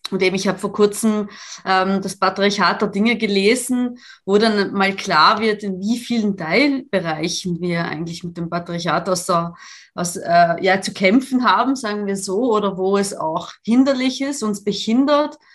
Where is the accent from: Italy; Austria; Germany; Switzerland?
Italy; German is a second language; also ich komme ja aus Italien und ich kenne die Verhältnisse